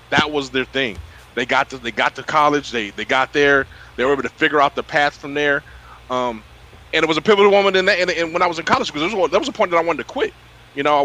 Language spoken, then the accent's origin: English; Sacramento, California, United States; also born or lived in Citrus Heights, California; I was raised in Sacramento, California